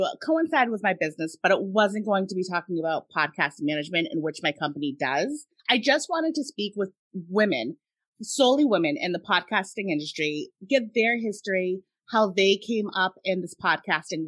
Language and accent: English; Massachusetts, United States; we're from Massachusetts